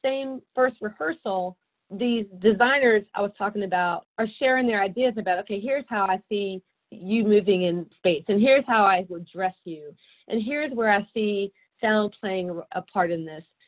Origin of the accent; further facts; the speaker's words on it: Atlanta, Georgia, United States; I'm from Atlanta, native Atlantan